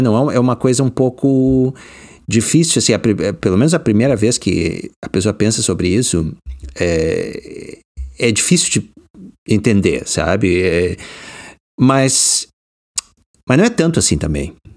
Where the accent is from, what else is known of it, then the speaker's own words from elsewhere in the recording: Porto Alegre, Rio Grande do Sul, Brazil; moved away as an adult; now in United States; eu nasci e cri, me criei no Rio Grande do Sul